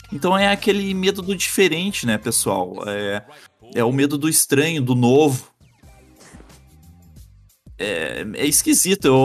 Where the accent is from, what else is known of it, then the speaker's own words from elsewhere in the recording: Doutor Maurício Cardoso, Rio Grande do Sul, Brazil; also born or lived in Ariquemes, Rondônia; passei a minha infância em Dr. Maurício Cardoso, bem pertinho do Paraguai mesmo.